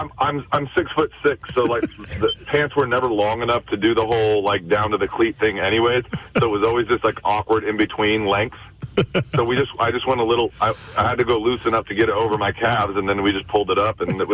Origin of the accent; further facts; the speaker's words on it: Southern California, United States; born and raised. I'm from Southern California.